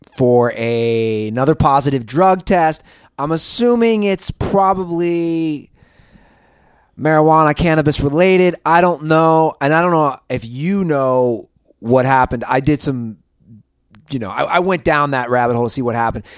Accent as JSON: {"language": "English", "town": "Cincinnati", "region": "Ohio", "country": "United States", "tie": "born or raised there", "moved": "yes", "lives_now": "Los Angeles, United States", "said": "my hometown Reds"}